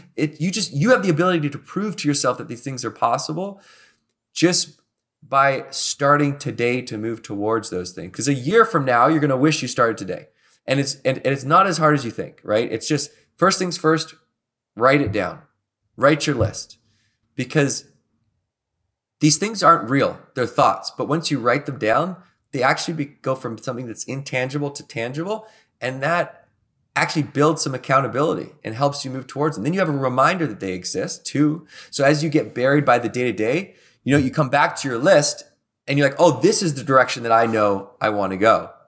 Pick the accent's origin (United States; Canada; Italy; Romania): Canada; Victoria, British Columbia; I grew up in Victoria, British Columbia, and I went to work in Banff, Alberta.